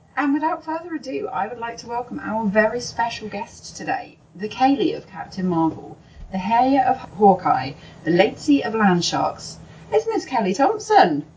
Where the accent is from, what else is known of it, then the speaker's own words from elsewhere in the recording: United Kingdom; being British, we didn't really have Archie comics when I was growing up